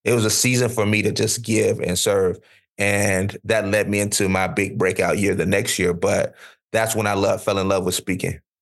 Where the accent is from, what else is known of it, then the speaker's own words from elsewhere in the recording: Florida, United States; where I grew up in Florida